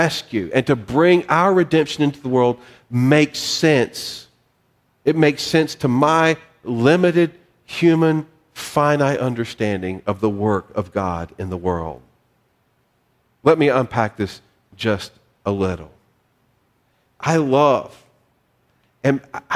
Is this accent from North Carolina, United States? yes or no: yes; North Carolina, United States; I'm from North Carolina